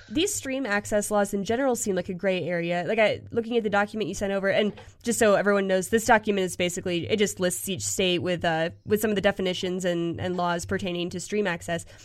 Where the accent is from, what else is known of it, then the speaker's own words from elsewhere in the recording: Pennsylvania, United States; now in Colorado, United States; growing up in Pennsylvania